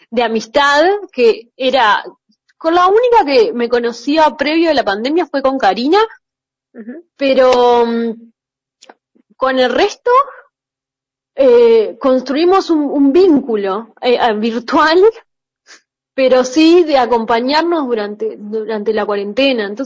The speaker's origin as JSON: {"language": "Spanish", "country": "Uruguay", "said": "que yo soy uruguaya"}